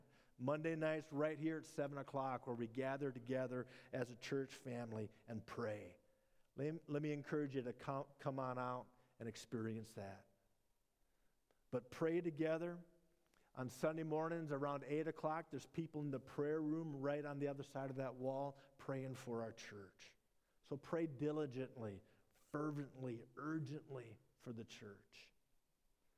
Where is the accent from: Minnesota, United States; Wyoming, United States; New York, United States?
Minnesota, United States; born or raised there